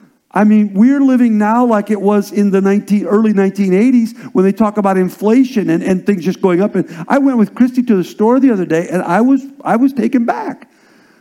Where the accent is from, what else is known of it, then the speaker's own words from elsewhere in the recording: Nebraska, United States; also born or lived in Indiana / South Dakota / Iowa; Actually, was born in Indiana, went to South Dakota with my father, who was a pastor, and then Iowa. And then really, I'm a Cornhusker by heart. I'm a Nebraska kid